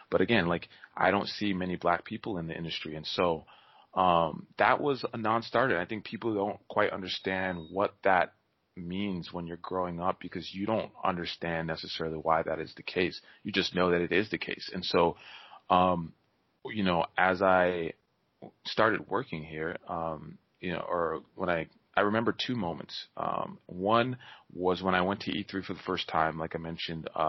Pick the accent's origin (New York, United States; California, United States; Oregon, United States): New York, United States; born there; I was born in New York, and I mean they knew I was black, but they didn't know I was born in New York